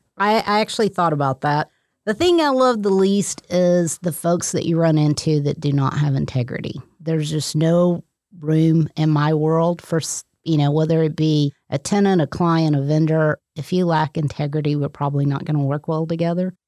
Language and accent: English; Texas, United States; moved away as an adult; also born or lived in San Diego / Oklahoma; I grew up in Texas.